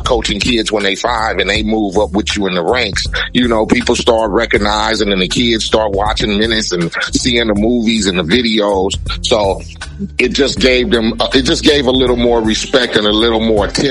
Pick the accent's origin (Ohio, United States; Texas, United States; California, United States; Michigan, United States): California, United States; Compton; I come from Compton